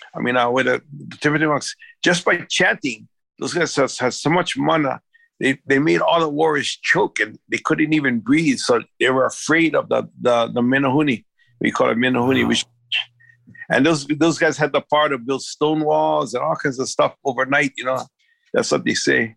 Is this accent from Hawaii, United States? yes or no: yes; Big Island, Hawaii, United States; moved away as an adult; also born or lived in Maui; I'm originally from the Big Island. I, I lived there most of my life